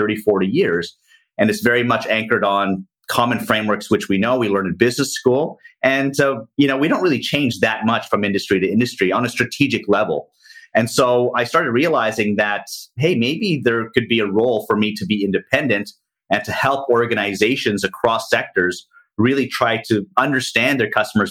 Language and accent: English; Toronto, Ontario, Canada; moved away as an adult; now in Asia; I'm Canadian from Toronto, Canada, have been living out in Asia for the past 20 years